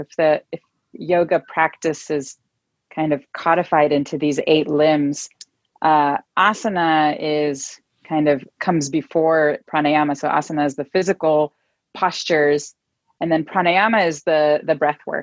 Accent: Israel; moved away as an adult; now in Oakland, United States; I live in Oakland, California. I'm originally from Israel and have been living in the Bay Area since 2011

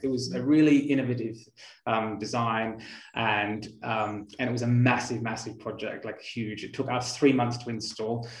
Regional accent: Australia; growing up in Australia as well

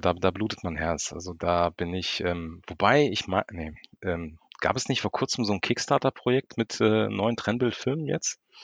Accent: Frankfurt, Hesse, Germany; ich bin Frankfurter Bub, ich komme aus Frankfurt, bin hier geboren

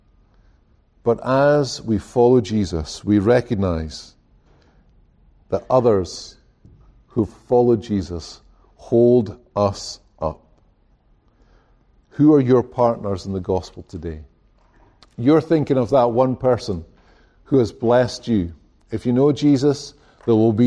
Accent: Scotland, United Kingdom; now in United States; I come from Scotland

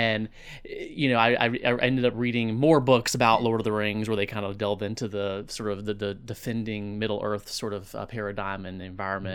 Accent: Tallahassee, Florida, United States; now in Clarkston, United States; growing up in Tallahassee, Florida

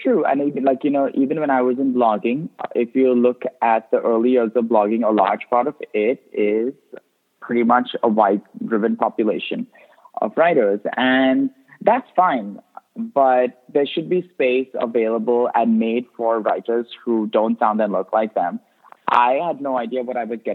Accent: India; also born or lived in Goa; now in United States; as an immigrant, even though I grew up in India

